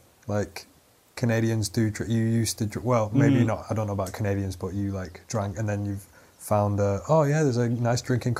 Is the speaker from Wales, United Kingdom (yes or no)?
no; Atherton, North West England, United Kingdom; you went to my hometown, right? Which one's that? Where Phil Sutton is from, Atherton.